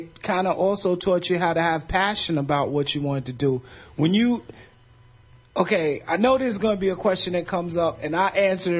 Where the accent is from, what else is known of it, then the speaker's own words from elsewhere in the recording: New York City, New York, United States; I'm from Bed-Stuy.